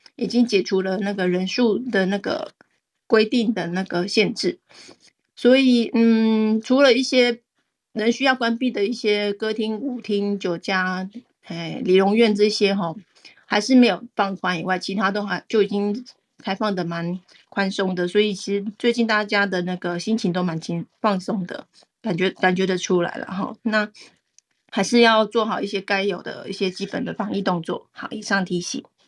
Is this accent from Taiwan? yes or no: yes; Taiwan; 我们台湾人